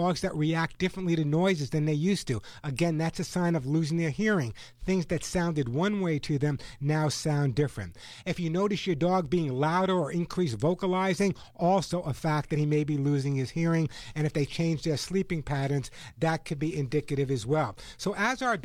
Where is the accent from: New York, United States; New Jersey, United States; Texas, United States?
New York, United States; also born or lived in Sedona, Arizona; now in Southern California, United States; my home state of New York.